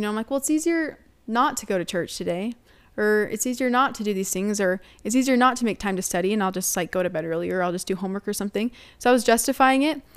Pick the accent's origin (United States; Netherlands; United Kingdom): United States